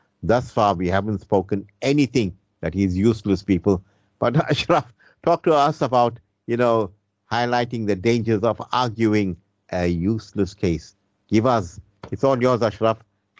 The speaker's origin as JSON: {"language": "English", "country": "South Africa", "said": "As a Muslim, what do I say? I'm Muslim first and South African second?"}